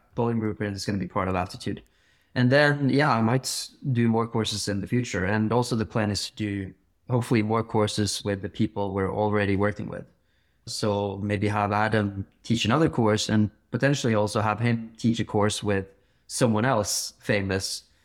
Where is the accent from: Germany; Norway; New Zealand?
Norway; Bergen, Vestland; I grew up climbing in Bergen